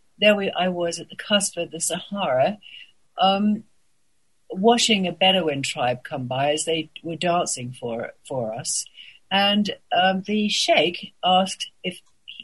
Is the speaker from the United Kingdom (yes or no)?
yes; England, United Kingdom; moved away as an adult; also born or lived in Paris; I was born in England